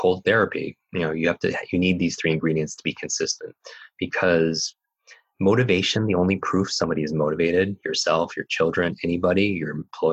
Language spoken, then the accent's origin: English; Northeast, United States; I grew up in the Northeast